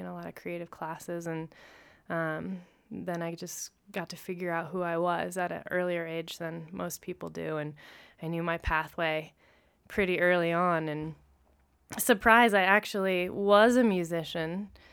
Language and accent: English; Lawrence, Kansas, United States; now in Denver, United States; I actually grew up in Lawrence, Kansas, where my three other siblings were also born.